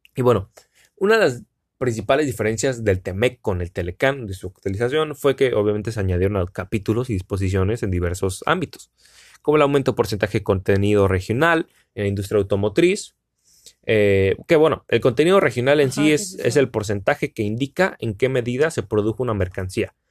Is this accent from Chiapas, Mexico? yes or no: no; Cancún, Quintana Roo, Mexico; soy de Cancún, Cancún, México